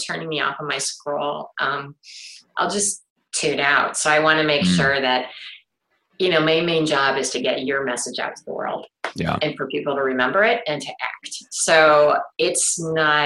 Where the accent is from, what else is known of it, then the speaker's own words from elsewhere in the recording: Cleveland, Ohio, United States; I grew up in Cleveland